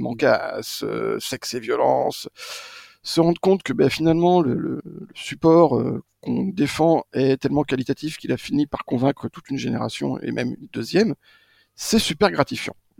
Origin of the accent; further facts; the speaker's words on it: Maine, Angers, Pays de la Loire, France; moved away as an adult; also born or lived in Strasbourg; now in Paris, France; Je suis allé faire mon UFM à Angers, dans mon maine natal